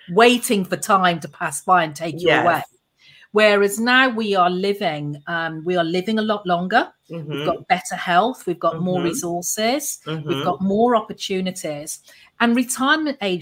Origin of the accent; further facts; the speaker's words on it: Birmingham, West Midlands, United Kingdom; accent: Brummie; moved away as an adult; now in Antigua and Barbuda; I'm English born, a Brummy girl, as I say. So I'm from the second biggest city in the UK, in Birmingham.